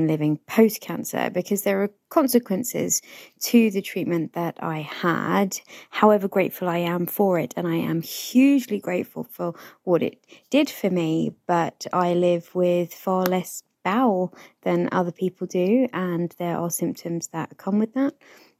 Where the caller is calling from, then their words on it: London, United Kingdom; I am recording this from Northwest London.